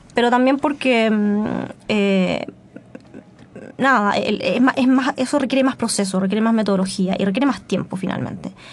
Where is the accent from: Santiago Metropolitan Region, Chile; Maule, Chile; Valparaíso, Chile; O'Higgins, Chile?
Santiago Metropolitan Region, Chile; Melipilla; yo crecí en Melipilla